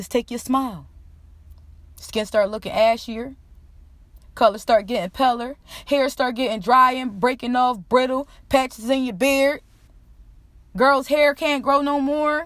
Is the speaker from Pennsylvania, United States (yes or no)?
yes; Philadelphia, Pennsylvania, United States; I'm getting out of Philly